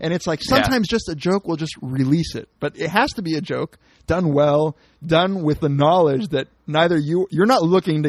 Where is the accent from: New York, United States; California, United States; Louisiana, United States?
California, United States; Like, I'm from Cali, you're from Paki, right?